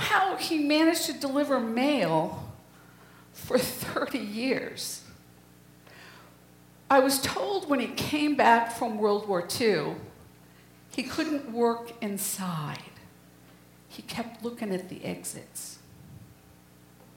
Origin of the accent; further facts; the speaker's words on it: New England, United States; I was born in 1952 in New England